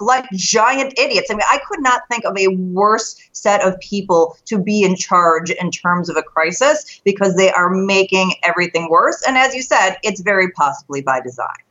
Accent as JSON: {"language": "English", "town": "Chicago", "region": "Illinois", "country": "United States", "said": "I'm from Chicago, so we have the Bears and the Bulls."}